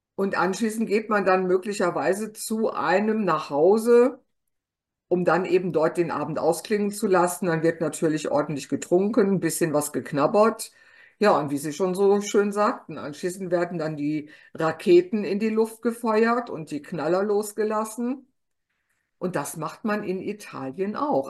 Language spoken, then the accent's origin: German; Ruhr area, North Rhine-Westphalia, Germany; ich bin ja eigentlich Westfale. Ich bin im Kohlenpott geboren.